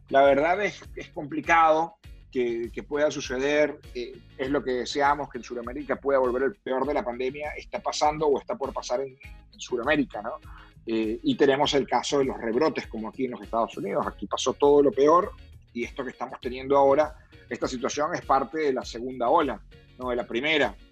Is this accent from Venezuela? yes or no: yes; Venezuela; now in Miami, United States; más allá de que sea venezolano o, desear que le haya bien a Venezuela